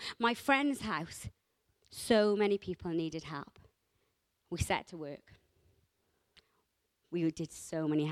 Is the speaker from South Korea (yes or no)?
no; Rhymney Valley, Wales, United Kingdom; I grew up in the Rumney Valleys. The Rumney Valleys is a small, close-knit community. I came from a village